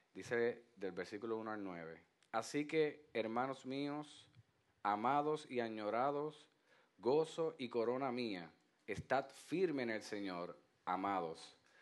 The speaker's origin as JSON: {"language": "Spanish", "country": "Puerto Rico", "said": "como puertorriqueños que somos"}